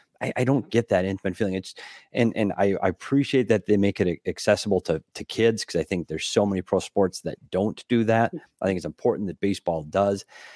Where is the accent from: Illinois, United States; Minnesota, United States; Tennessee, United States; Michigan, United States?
Minnesota, United States; And Tristan, you go back to my home state too. You go back to Minnesota